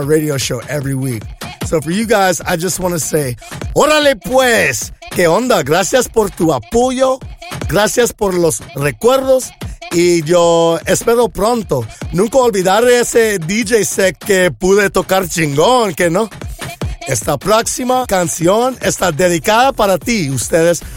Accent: Los Angeles, California, United States; growing up in Los Angeles, I'm surrounded by Mexican culture everywhere

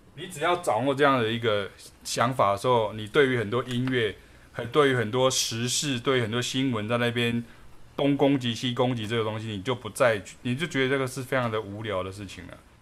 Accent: Taiwan; 我发挥我台湾人的这个本事

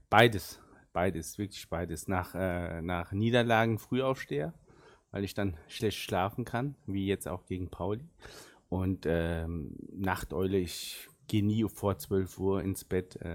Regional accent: South Turkey, Turkey; first language Arabic; German is a second language; wir kommen so aus der, ganz im Süden der Türkei und äh, da reden wir auch äh, Arabisch. Und meine Muttersprache ist wirklich Arabisch und die zweite äh, war dann Deutsch und dann kam Türkisch.

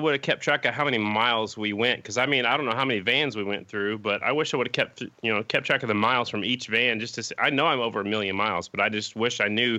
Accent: Oklahoma, United States; I'm from Oklahoma.

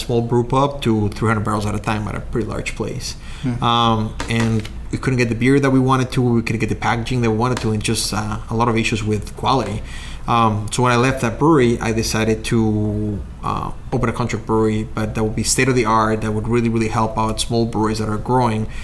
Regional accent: Mexico; moved away as an adult; also born or lived in Chicago, United States; now in Waunakee, United States; I'm originally from Mexico.

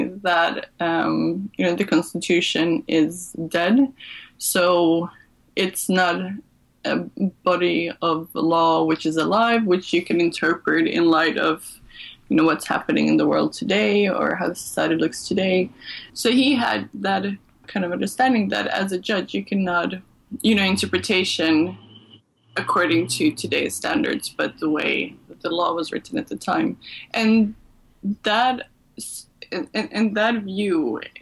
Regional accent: Malmö, Skåne, Sweden; also born or lived in Serbia; I'm of Serbian origin, but I grew up in Sweden, and I left Sweden when I was 19, and then I came back 10 years later to work at Lund University

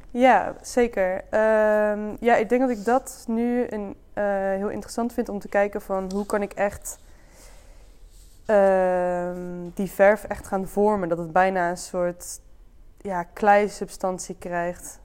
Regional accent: Dongen, North Brabant, Netherlands; born or raised there; now in Breda, Netherlands

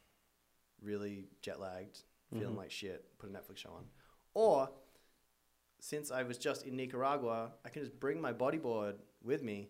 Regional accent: Australia; moved away as an adult; now in United States; I was a surfer growing up in Australia, loved the ocean, came over to America

